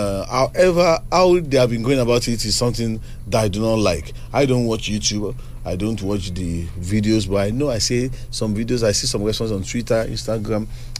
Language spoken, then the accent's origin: English; Yorubaland, Nigeria; Growing up, I always see myself as a Nigerian, even before I think I'm a Yoruba person.